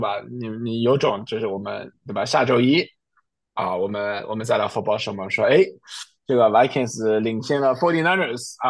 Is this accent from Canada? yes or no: yes; Canada; 是我们加拿大人啊